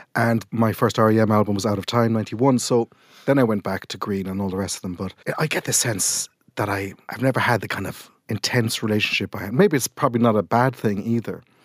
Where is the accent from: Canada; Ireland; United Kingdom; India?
Ireland; Millstreet, Munster; where I grew up in Mill Street